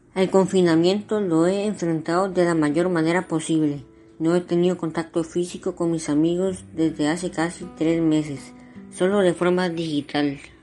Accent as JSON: {"language": "Spanish", "country": "Costa Rica", "said": "en mi país"}